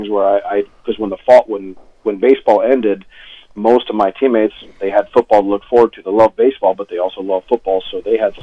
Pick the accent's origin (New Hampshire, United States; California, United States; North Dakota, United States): North Dakota, United States; Fargo; also born or lived in Moorhead, Minnesota; officially I was born in Moorhead, but I kind of claim Fargo because I grew up in Fargo